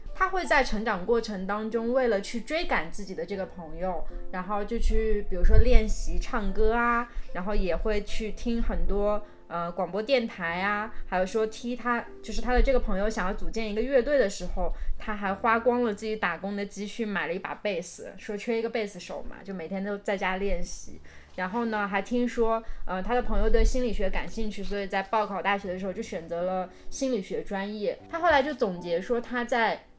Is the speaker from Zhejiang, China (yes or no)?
no; Suzhou, Jiangsu, China; moved away; 苏州，也就是我的家乡